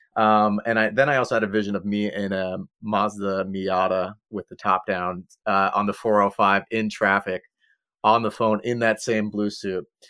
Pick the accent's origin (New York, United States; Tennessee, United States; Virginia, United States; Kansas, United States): New York, United States; Long Island; now in California, United States; I'm originally from Long Island